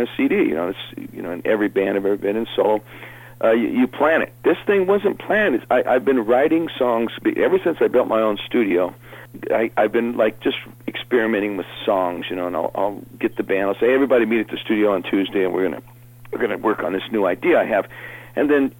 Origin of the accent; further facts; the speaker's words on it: United States; I'm an American guy